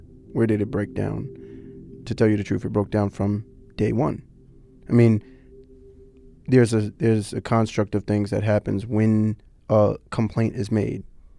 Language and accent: English; New York City, New York, United States; we're kids from the Bronx